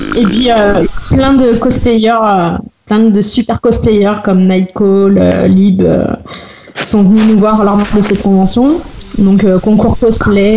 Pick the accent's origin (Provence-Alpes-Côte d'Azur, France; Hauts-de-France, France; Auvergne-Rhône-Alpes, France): Auvergne-Rhône-Alpes, France; Loire; Je viens de Rouen, dans la Loire